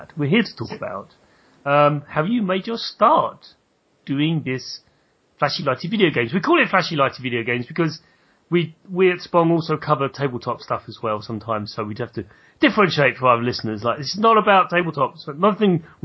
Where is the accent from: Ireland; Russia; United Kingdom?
United Kingdom; I'm very British, so we stress different vowels